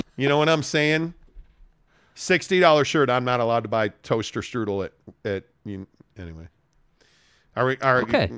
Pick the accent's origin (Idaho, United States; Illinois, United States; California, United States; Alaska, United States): Illinois, United States; Chicago; moved away; I grew up in Chicago